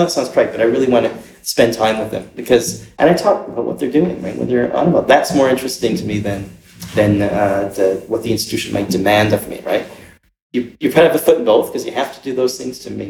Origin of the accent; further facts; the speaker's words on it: Canada; it's like I often don't talk about myself as being Canadian, right?